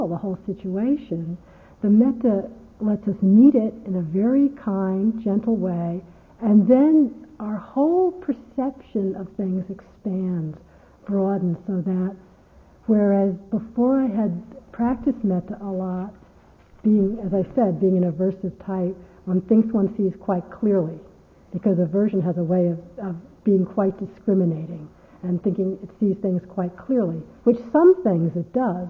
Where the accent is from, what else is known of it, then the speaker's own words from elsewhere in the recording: United States; I'm American